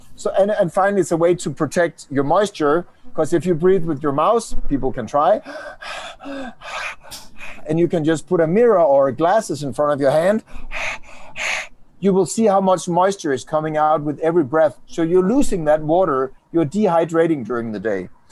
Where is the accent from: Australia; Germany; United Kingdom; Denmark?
Denmark; I do come from Denmark, Danimarca, Dinamarca.